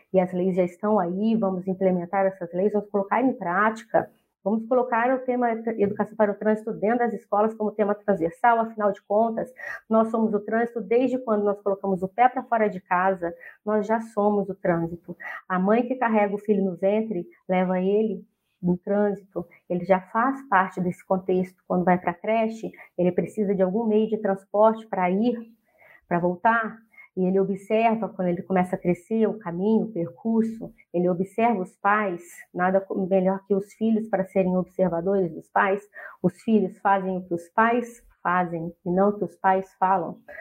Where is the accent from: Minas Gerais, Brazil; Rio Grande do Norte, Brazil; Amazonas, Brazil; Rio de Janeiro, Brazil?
Minas Gerais, Brazil; Poços de Caldas; moved away as an adult; now in Curitiba, Brazil; eu sou de Minas Gerais, Poços de Caldas, e estou morando aqui em Curitiba